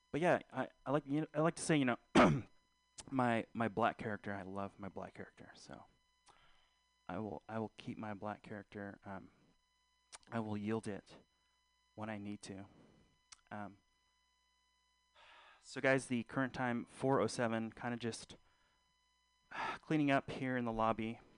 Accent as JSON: {"language": "English", "country": "Philippines", "said": "I'm not Fili- I'm not black. I again I'm Filipino. Uh, so guys, uh, rock those lumpia pants."}